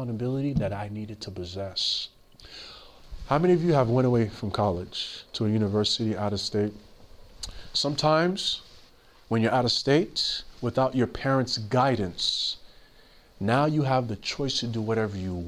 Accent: New York City, New York, United States; I grew up in Queens, New York

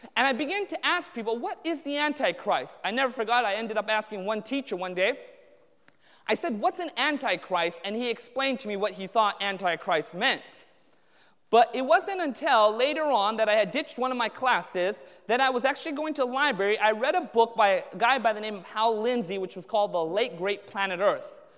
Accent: Anaheim, California, United States; I grew up in Southern California, Orange County, born and raised there in Anaheim

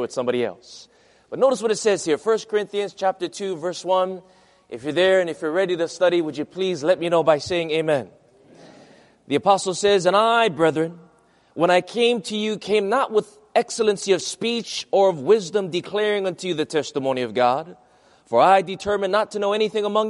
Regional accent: Hawaii, United States; first language Hawaiian Pidgin (broken English); my English was very limited because in Hawaii

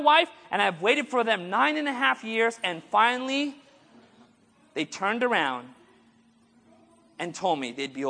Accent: Orange County, California, United States; I grew up in Orange County

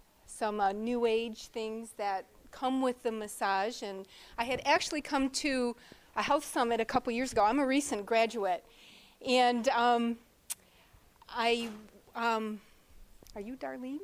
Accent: New York, United States; I'm from New York State.

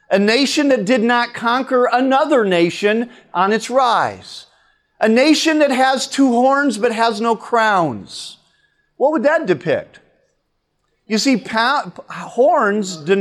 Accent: United States; I'm an American today

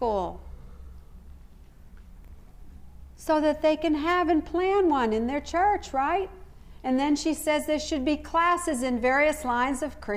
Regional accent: United States; I know I'm not an Australian, and I know my accent gives me away

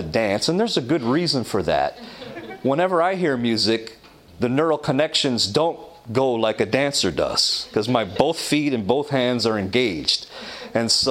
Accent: Toronto, Ontario, Canada; When I was in Toronto, growing up in Toronto, Canada

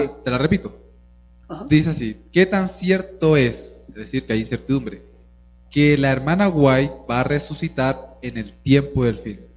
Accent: Chile; also born or lived in Venezuela; en Chile yo de chiquito fui criado de que me tenían que ver gordo

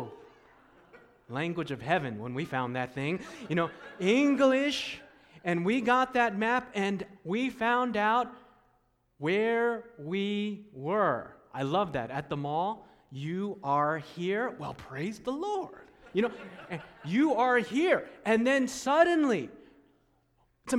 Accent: Takoma Park, Maryland, United States; I was born in Tacoma Park, Maryland, at Washington Adventist Hospital.

